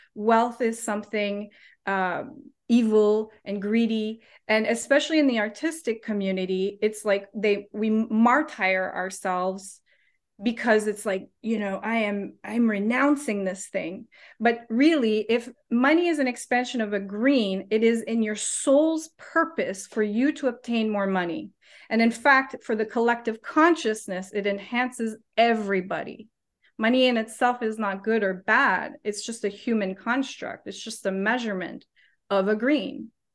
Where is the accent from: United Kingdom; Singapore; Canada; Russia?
Canada; moved away as an adult; now in New Zealand; I'm Canadian